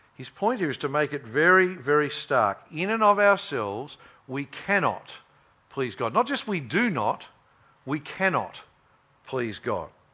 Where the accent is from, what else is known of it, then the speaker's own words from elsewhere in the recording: Queensland, Australia; I grew up in Queensland